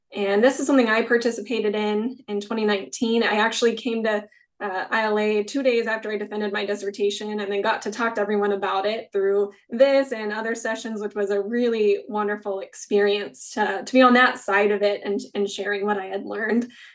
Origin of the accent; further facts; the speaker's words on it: Kansas, United States; moved away; also born or lived in Greensboro, North Carolina; I'm from Kansas, where I'm at now is just four hours from my family